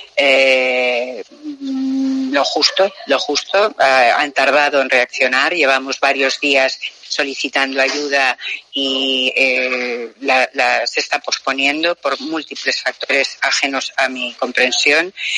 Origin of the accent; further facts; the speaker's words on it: Spain; nosotros no estábamos en mi país, ya que cuando salíamos de España